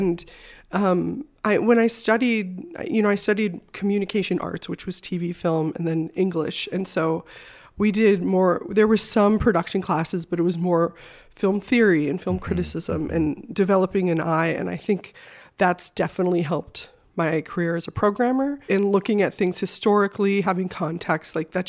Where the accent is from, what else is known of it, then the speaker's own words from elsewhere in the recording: Midwest, United States; also born or lived in Wisconsin; now in Los Angeles, United States; so I moved out here with no plan from Wisconsin. I just knew I was going to move to LA or New York, and I'm from the Midwest, so I was done with snow.